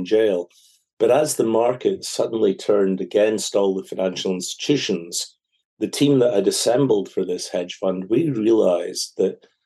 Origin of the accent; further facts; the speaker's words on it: Scotland, United Kingdom; I'm a Scotsman